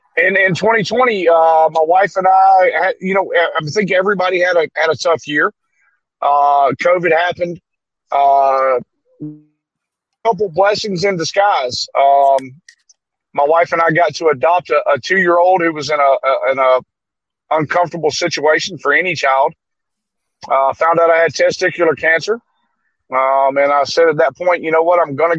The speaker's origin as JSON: {"language": "English", "region": "Alabama", "country": "United States", "said": "I'm from Alabama."}